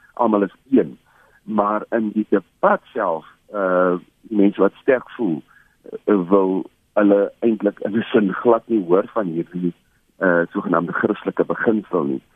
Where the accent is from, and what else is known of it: South Africa